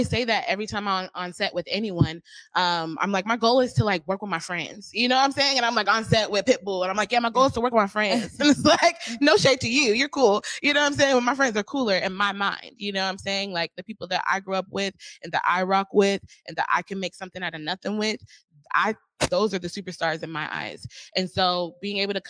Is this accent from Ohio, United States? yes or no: no; Seattle, Washington, United States; moved away as an adult; also born or lived in North Carolina / Georgia / Florida / Los Angeles; I'm from Seattle.